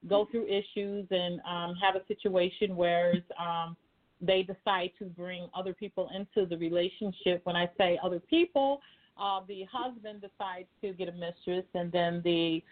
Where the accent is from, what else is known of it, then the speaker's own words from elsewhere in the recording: Chicago, Illinois, United States; I am from Chicago, a Chicago native